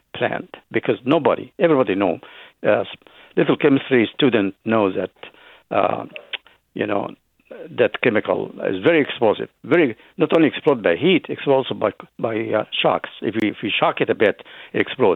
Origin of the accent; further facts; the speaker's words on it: Egypt; also born or lived in Lebanon; now in Berkeley, United States; while I was born in Egypt, a big part of my family come from Lebanon